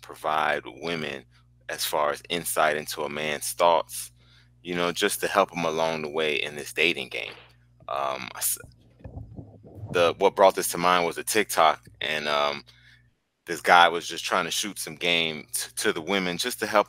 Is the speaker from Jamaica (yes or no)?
yes; Jamaica; accent: Jamaican; I'm Jamaican